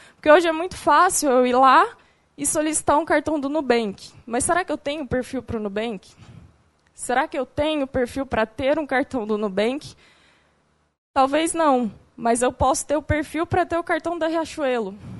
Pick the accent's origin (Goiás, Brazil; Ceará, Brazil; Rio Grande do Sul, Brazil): Goiás, Brazil; Goiânia; moved away as an adult; eu sou de Goiânia também, não viajei o mundo como a Stephanie, saí há pouco tempo de Goiânia há dois anos